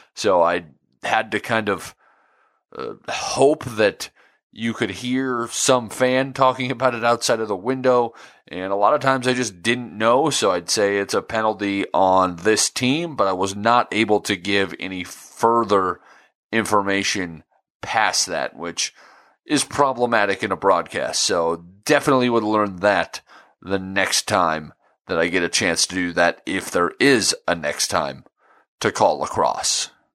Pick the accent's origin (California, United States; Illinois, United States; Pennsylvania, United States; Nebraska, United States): Nebraska, United States; I grew up in Nebraska